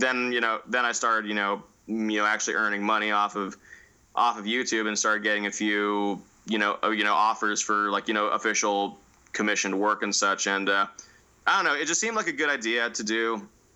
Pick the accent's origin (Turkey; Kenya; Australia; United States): United States; Northern California; I say I'm from NorCal